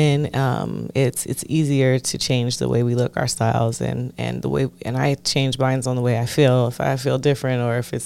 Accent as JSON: {"language": "English", "region": "California", "country": "United States", "tie": "born or raised there", "said": "I grew up in California"}